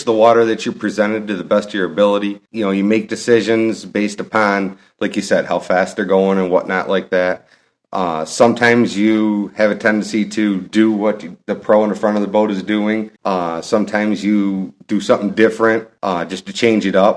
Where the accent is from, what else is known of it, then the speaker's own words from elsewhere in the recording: New York, United States; I'm from New York